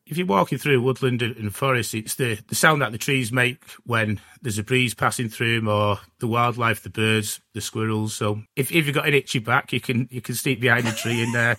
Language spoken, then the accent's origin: English; Gloucester, South West England, United Kingdom; I'm from Gloucester